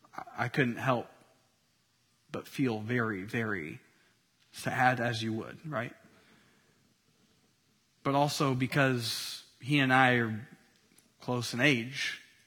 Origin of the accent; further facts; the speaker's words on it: Tennessee, United States; moved away as an adult; now in Southern California, United States; wife and mama of two boys, ages 2 and 4, living in Southern California after a cross-country move from my home state of Tennessee.